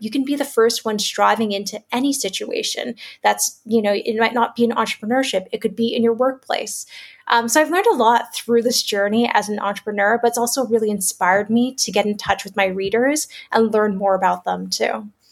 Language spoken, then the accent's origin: English; Toronto, Ontario, Canada; moved away as an adult; also born or lived in China; now in Singapore; I'm a Canadian born Chinese. So I grew up in Toronto, Canada